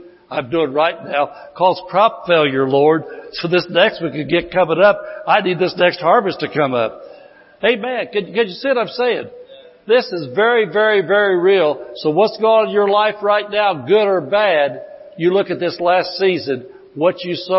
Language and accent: English; Indiana, United States; I came from Indiana. I was out in Indiana a lot of years.